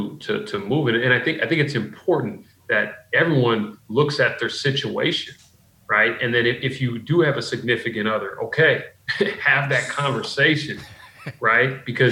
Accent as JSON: {"language": "English", "region": "Pacific Northwest", "country": "United States", "tie": "born or raised there", "moved": "yes", "said": "I grew up in the Pacific Northwest"}